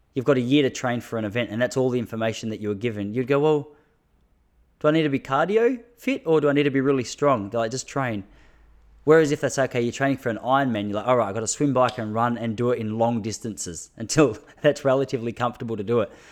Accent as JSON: {"language": "English", "country": "Australia", "said": "I am an Australian"}